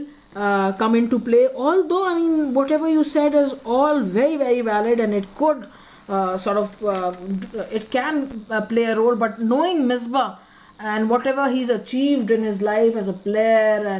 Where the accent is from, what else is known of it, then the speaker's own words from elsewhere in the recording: Peshawar, Khyber Pakhtunkhwa, Pakistan; we are from Peshawar